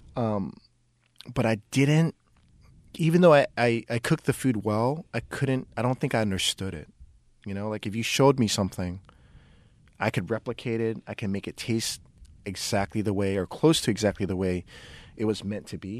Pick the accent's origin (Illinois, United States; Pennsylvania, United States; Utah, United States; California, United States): California, United States; Oakland; I grew up in West Oakland